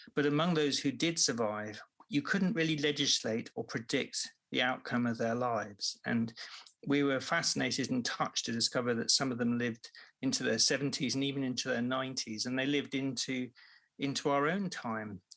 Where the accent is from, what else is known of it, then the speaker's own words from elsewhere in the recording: Devon, South West England, United Kingdom; where I grew up in Devon, it was mostly retired people.